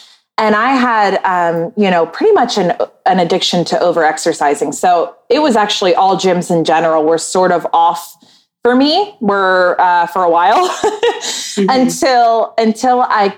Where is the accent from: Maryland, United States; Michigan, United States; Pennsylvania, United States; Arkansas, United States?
Maryland, United States; born there; also born or lived in North Carolina; now in Wilmington, United States; So I was born in Maryland, and then I moved all around the East Coast. And the longest I lived anywhere was North Carolina, in a little beach town.